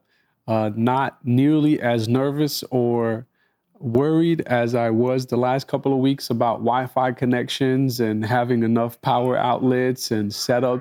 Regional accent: Egypt; moved away; I entered Egypt, which was kind of threw me off, because it's like, oh, this is my home country

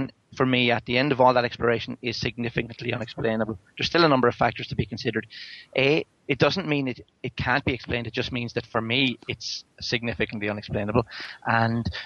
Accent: Ireland; I am Irish

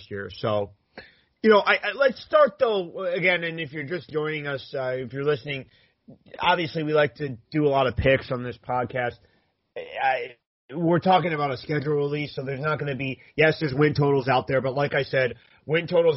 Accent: New Jersey, United States; growing up in South Jersey

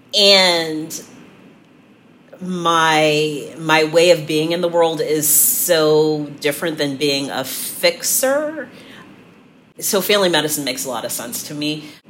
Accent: San Francisco, California, United States; now in Cleveland, United States; I grew up in San Francisco.

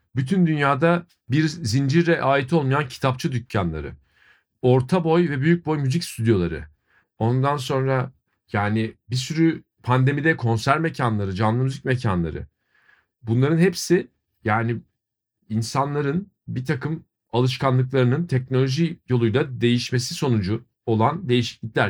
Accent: Ankara, Turkey; now in Istanbul, Turkey; Kerem de ben de Ankara doğumluyuz

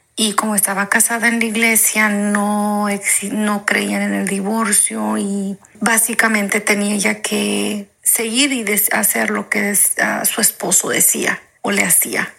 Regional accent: Mexico; moved away; yo soy mexicana.

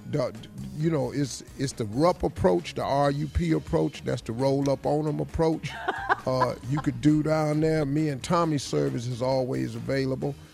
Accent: Cleveland, Ohio, United States; Dog, I'm from Cleveland.

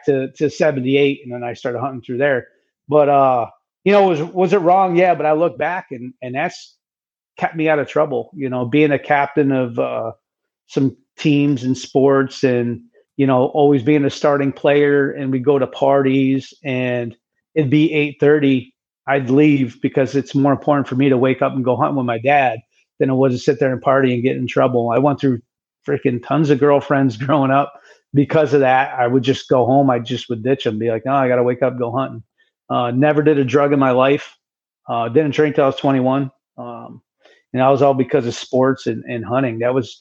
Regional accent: Oneida, New York area, United States; that's my hometown area. Right down the road is where they came, Oneida, New York

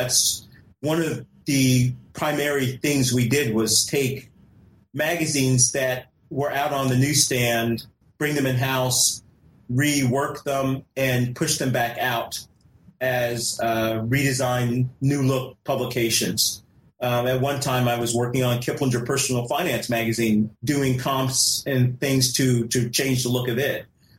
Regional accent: California, United States; born there; Well, I was born in California. I was an Air Force brat. I was born in California, and so heading back out to West Coast just really intrigued me.

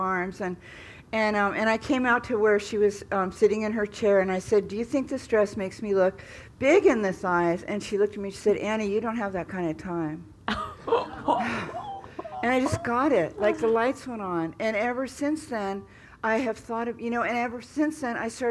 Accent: California, United States; I grew up in California

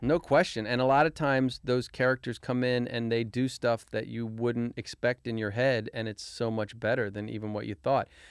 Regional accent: Arlington, Virginia, United States; Arlington, Virginia.

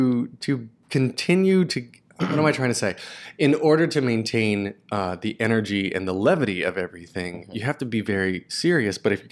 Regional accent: the South, United States; I grew up in the South too, and it was frowned upon to do things in the arts.

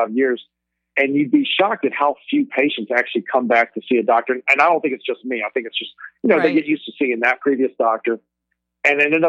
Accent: Alexandria, Louisiana, United States; moved away as an adult; also born or lived in Baton Rouge, Louisiana / Cleveland; now in San Francisco, United States; I'm originally from Alexandria, Louisiana

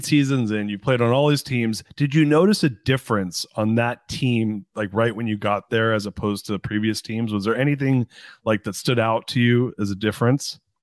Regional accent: Anaheim, California, United States; I grew up in Anaheim. I was born in Anaheim, and I grew up in Orange County

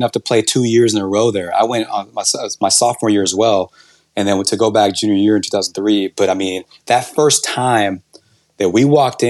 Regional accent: Houston, Texas, United States; we're local kids from Houston

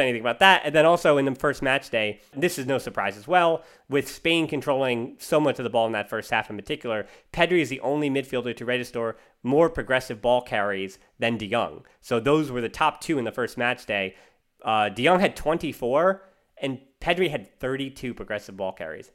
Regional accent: United States; I'm American.

